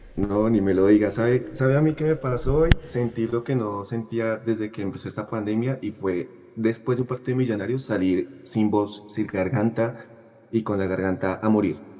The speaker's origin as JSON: {"language": "Spanish", "region": "Bogotá", "country": "Colombia", "said": "yo soy de Bogotá, de Suba, la cuadra es totalmente azul"}